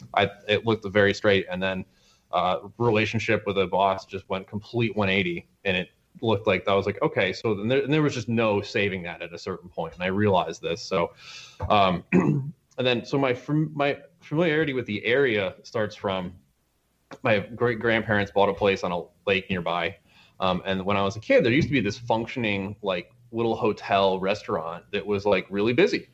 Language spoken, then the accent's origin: English; Glens Falls, New York, United States; I'm from Glens Falls